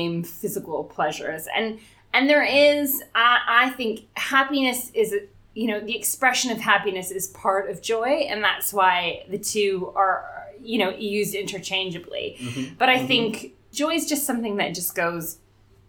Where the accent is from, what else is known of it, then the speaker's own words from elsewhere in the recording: New York, United States; moved away as an adult; also born or lived in London, England; now in England, United Kingdom; I am American. I'm from New York. I grew up in New York and lived there most of my life